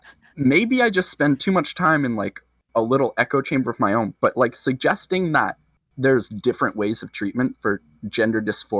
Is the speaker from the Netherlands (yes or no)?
no; Ottawa, Ontario, Canada; I'm from Ottawa